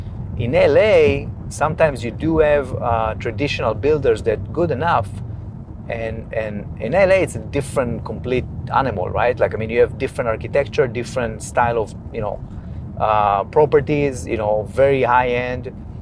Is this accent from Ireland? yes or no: no; Israel; also born or lived in Los Angeles; now in Bay Area, United States; I'm originally from Israel. You know, I've been here for almost 20 years.